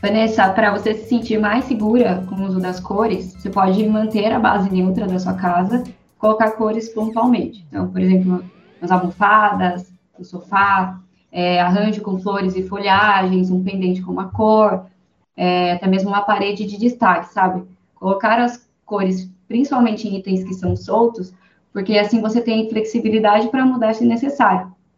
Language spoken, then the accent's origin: Portuguese; Sorocaba, São Paulo, Brazil; sou daqui de Sorocaba